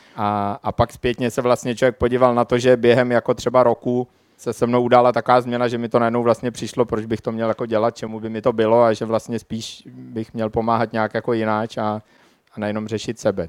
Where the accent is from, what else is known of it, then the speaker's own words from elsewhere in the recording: Czechia; moved away; also born or lived in Prague; já původně pocházím ze Šumavy, kde se tak nějak zdálo, že všechno s tím světem spíš pořádku. Všude nekonečný lesy, nikde žádný problémy, na samotě jsme vyrůstali